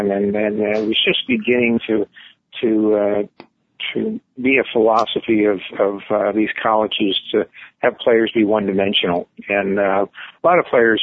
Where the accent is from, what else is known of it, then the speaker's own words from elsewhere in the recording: Tampa, Florida, United States; I'm growing up in Tampa